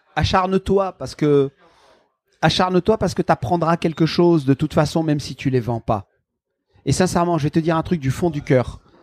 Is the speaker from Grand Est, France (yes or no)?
no; the Nord, Hauts-de-France, France; moved away; also born or lived in Marseille, France; j'ai grandi dans le Nord.